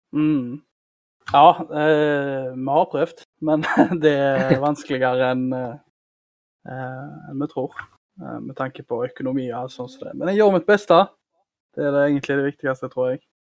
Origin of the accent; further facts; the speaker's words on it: Karmøy, Rogaland, Norway; Jeg kommer fra Karmøy